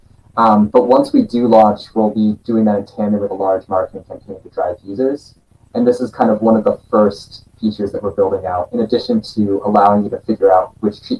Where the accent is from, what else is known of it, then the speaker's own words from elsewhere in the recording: Boston, Massachusetts, United States; we're both from Boston